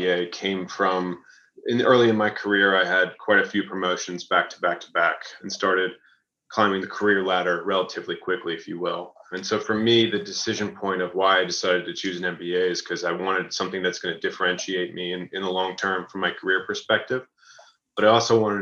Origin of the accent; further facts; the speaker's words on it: Raleigh, North Carolina, United States; I'm from Raleigh, North Carolina.